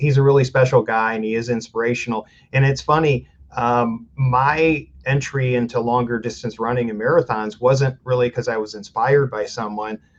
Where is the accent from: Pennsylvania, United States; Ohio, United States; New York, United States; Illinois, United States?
Ohio, United States; Fremont; I grew up in Fremont, Ohio, smaller town in Northwest Ohio